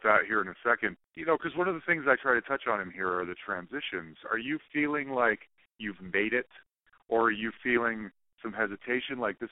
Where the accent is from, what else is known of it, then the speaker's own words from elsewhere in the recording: Utah, United States; also born or lived in Bay Area, California; I grew up in Utah.